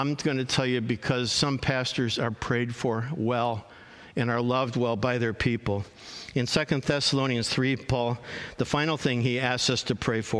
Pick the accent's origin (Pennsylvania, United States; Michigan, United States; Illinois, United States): Illinois, United States; Chicago; I grew up in Chicago